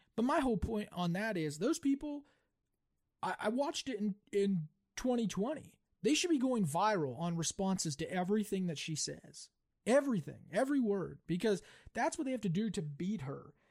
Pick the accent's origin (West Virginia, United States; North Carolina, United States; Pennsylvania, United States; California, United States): West Virginia, United States; you and I grew up in West Virginia, but we didn't grow up in a cool town. But we did grow up in a company town.